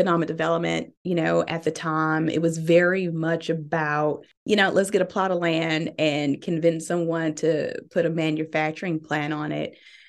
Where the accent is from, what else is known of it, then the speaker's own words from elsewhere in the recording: Birmingham, Alabama, United States; So I am born and raised in Birmingham, Alabama.